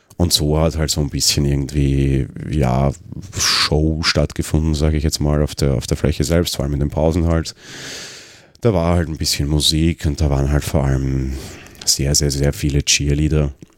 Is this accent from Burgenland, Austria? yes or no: no; Vienna, Austria; Ich bin Wiener, ich wohne am Stadtrand.